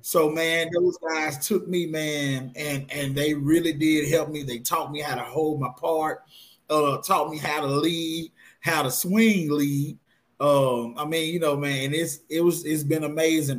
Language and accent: English; Blytheville, Arkansas, United States; born and raised in Blytheville, Arkansas